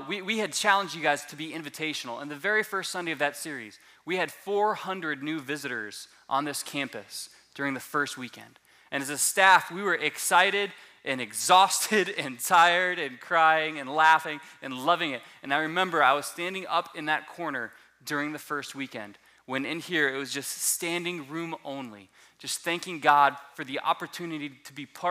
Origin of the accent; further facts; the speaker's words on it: Southwest Florida, United States; moved away; I am originally from Southwest Florida